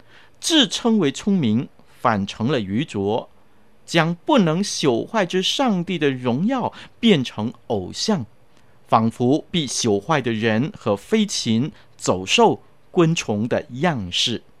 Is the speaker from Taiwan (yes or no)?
no; China; 我们中国人也有一句话说：“举头三尺有神明”，对不对？